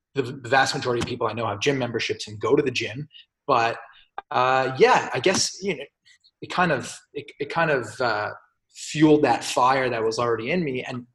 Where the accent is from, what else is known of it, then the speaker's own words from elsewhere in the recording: Montreal, Quebec, Canada; also born or lived in Toronto / Melbourne, Australia; I'm a physiotherapist out of Montreal. I grew up here, but I was actually born in Toronto.